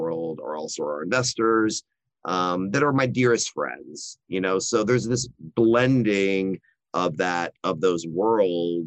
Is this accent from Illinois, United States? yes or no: no; Austin, Texas, United States; also born or lived in Dallas / San Antonio; I'm very fortunate to be born and raised in Austin, Texas